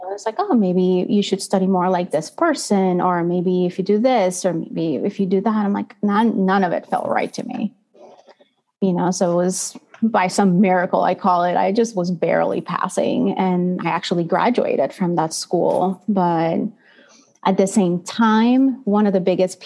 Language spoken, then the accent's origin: English; El Salvador; moved away as an adult; now in United States; I was born and raised in El Salvador in Central America. So I'm not originally from the United States, and I just came here to go to college in 2009.